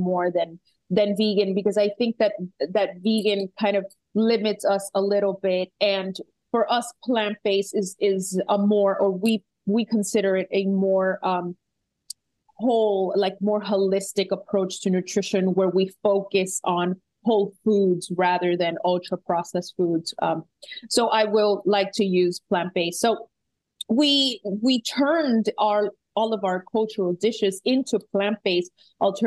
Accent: Puerto Rico; I am from Puerto Rico

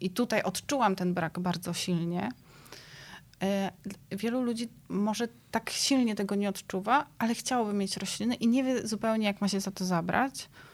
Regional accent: Szczecinek, West Pomeranian Voivodeship, Poland; moved away as an adult; also born or lived in Athens, Greece; Ja się wychowywałam w takim mieście na Pojezierzu Drawskim w Szczecinku

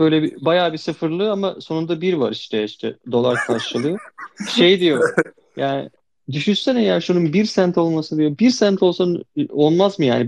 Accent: Çanakkale, Turkey; Çanakkale'liyim ben.

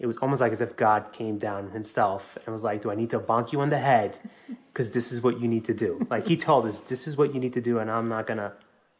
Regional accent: New York City, New York, United States; We were both born and raised in New York City.

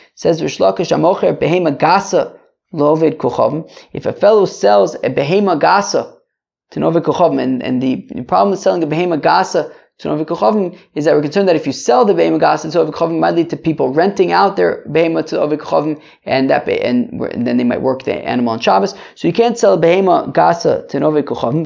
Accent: United States; I'm American

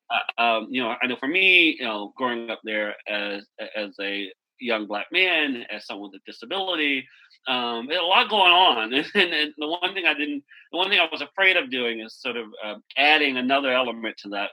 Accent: Wichita Falls, Texas, United States; now in Washington, DC, United States; I am from Wichita Falls, Texas

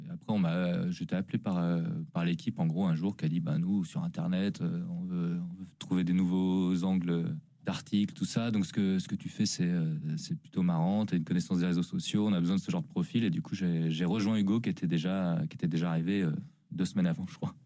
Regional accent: Lyon, Auvergne-Rhône-Alpes, France; je suis né en Auvergne mais j'ai globalement vécu euh, principalement dans la région de Lyon

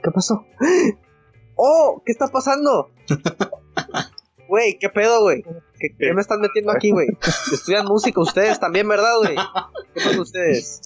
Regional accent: Tijuana, Baja California, Mexico; now in Mazatlán, Mexico; Yo, yo soy de Tijuana. Yo actualmente vivo en Mazatlán, Sinaloa, pero yo soy de Tijuana.

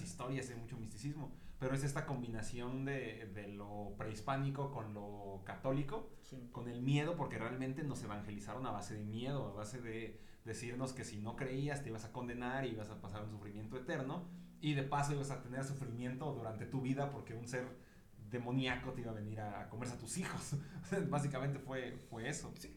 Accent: Mexico

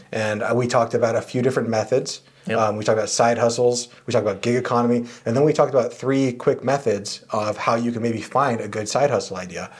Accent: San Diego, California, United States; I grew up in San Diego

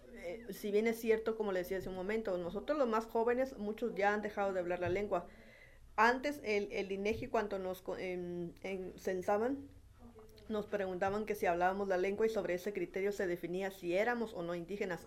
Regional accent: Baja California, Mexico; also born or lived in Cochoapa el Grande, Guerrero / Ensenada; yo prácticamente toda mi vida la he hecho aquí en Baja California

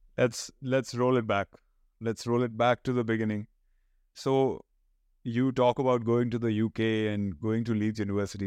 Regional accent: Panipat, Haryana, India; I come from Panipat

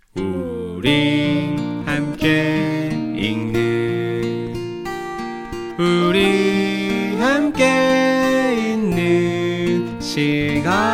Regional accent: Seoul, South Korea; also born or lived in Gangjeong Village, Jeju; 저는 이제 서울 태생인데

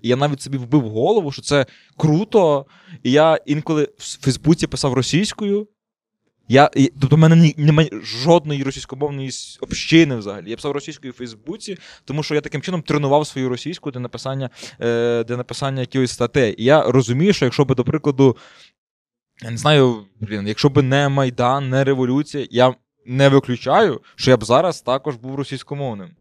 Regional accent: Ternopil Oblast, Ukraine; moved away as an adult; also born or lived in Kyiv; Я сам з Тернопільської області

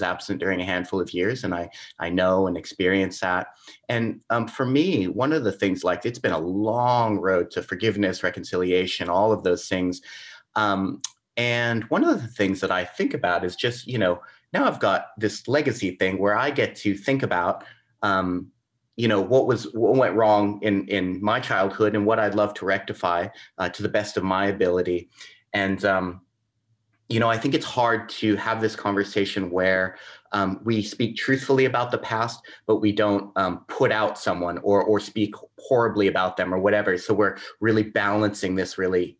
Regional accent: United States; accent: American English; I'm American English, not Australian

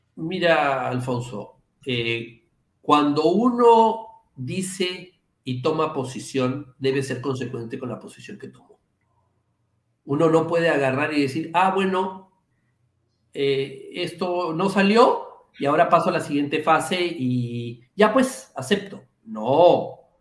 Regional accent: Peru

